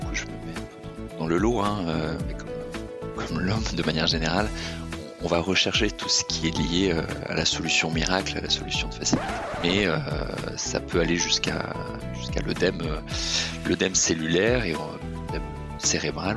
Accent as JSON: {"language": "French", "town": "Lorient", "region": "Brittany", "country": "France", "said": "je suis breton d'origine, euh, l'orientais exactement."}